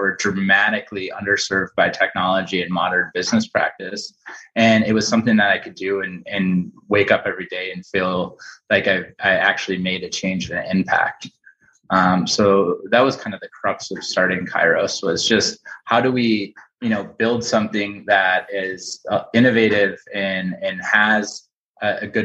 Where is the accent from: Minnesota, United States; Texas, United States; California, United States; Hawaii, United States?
Minnesota, United States; St. Paul; born and raised in St. Paul